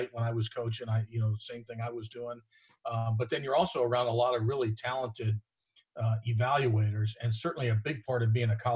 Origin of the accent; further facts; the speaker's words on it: Florida, United States; moved away as an adult; also born or lived in New York; now in Cincinnati, United States; I grew up in Florida